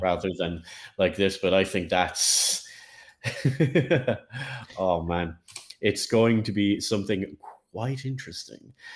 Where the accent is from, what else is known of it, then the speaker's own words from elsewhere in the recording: Ireland; As an Irishman